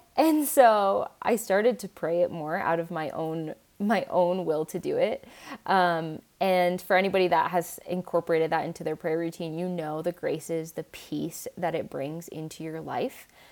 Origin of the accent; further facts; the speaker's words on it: Seattle area, Washington, United States; I grew up in Washington State, in like Seattle area